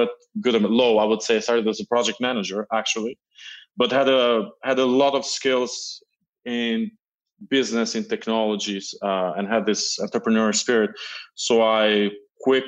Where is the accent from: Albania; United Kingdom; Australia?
Albania; moved away as an adult; also born or lived in Milan, Italy / Paris, France; now in United States; I'm originally Albanian, but I'm also a French citizen. I grew up in Albania.